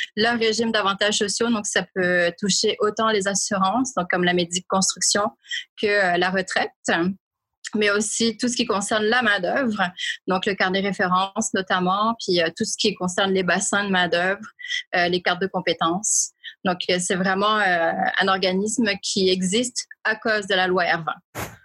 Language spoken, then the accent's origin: French; Réunion; moved away as an adult; now in Montreal, Canada; je suis originaire de l'île de la Réunion, qui est un département français situé dans l'océan Indien. Ça fait 21 ans cette année que je vis à Montréal.